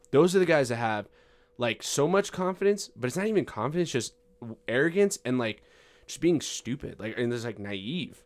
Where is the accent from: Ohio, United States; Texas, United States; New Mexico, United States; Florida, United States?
New Mexico, United States; Farmington; I'm seventeen, I am from Farmington, New Mexico